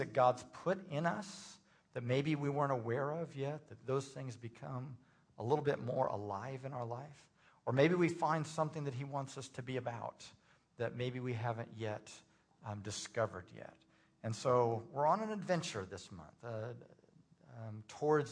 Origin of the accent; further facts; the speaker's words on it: Indiana, United States; moved away as an adult; also born or lived in Tulsa, Oklahoma; I'm from Indiana originally, and my plans as a senior in high school, I was going to go to Indiana University